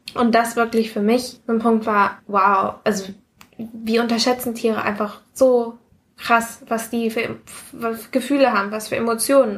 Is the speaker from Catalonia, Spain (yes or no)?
no; Mallorca, Balearic Islands, Spain; now in Germany; als ich von Mallorca nach, äh, also von Mallorca weggezogen bin, wo ich aufgewachsen bin, nach Deutschland